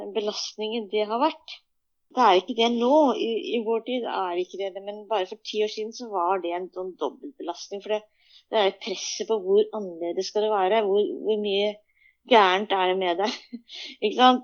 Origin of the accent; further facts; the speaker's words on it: Norway; also born or lived in Busan, South Korea; jeg er norsk ferdig